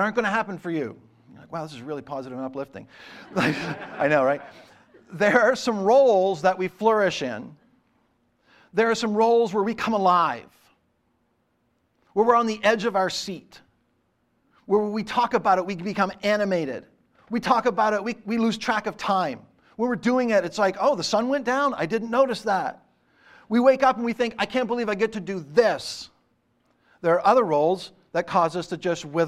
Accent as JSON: {"language": "English", "region": "Eastern Canada", "country": "Canada", "tie": "born or raised there", "said": "growing up in Eastern Canada in the 70s and 80s"}